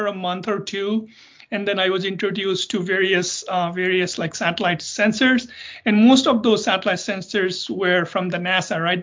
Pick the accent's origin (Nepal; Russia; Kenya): Nepal; moved away as an adult; also born or lived in South Dakota, United States / Boulder, Colorado, United States; now in United States; I'm originally from Nepal. So I did my undergraduate back in Nepal and worked there for a couple of years